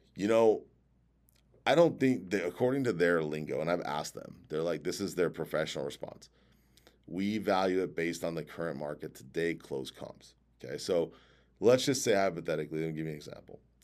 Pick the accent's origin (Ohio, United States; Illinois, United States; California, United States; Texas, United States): California, United States; San Diego; I grew up in San Diego